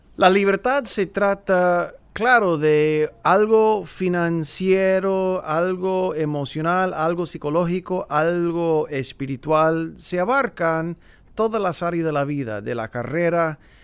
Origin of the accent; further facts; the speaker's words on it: San Fernando Valley, Los Angeles / Big Bear, California, United States; also born or lived in Woodland Hills, California; A la edad de 11, 12 años nos mudamos del Valle de San Fernando de Los Ángeles al pueblo de Oso Grande, en otras palabras se llama en inglés Big Bear, pero Oso Grande, y ahí fui a la a la escuela, la secundaria y luego la preparatoria